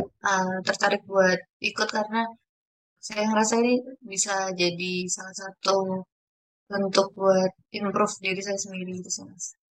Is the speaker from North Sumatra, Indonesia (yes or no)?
no; Jepara, Central Java, Indonesia; saya sendiri berasal dari kota Jepara